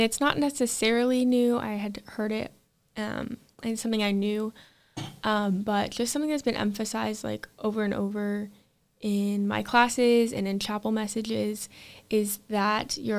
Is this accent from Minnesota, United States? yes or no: no; Dubuque, Iowa, United States; I am from the Dubuque area